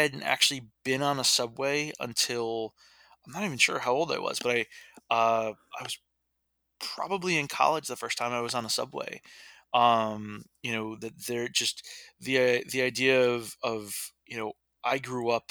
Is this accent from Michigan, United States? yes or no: no; Middletown, New York, United States; also born or lived in Texas; I grew up in Middletown, New York